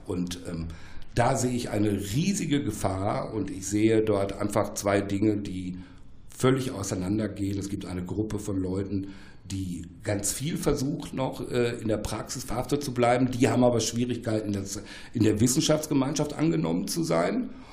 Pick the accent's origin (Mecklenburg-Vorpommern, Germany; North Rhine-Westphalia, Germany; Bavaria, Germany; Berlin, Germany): North Rhine-Westphalia, Germany; Ruhr area; Ich komme aus dem Ruhrgebiet